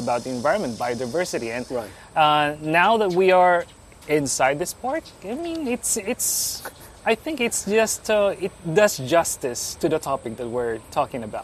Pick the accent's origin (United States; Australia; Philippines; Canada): Philippines; I'm Filipino